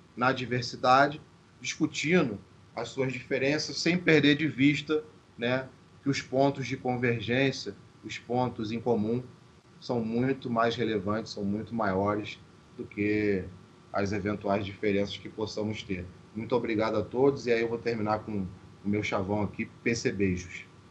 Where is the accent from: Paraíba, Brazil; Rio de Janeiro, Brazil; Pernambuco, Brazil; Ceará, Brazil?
Rio de Janeiro, Brazil; na própria Zona Oeste, de onde eu venho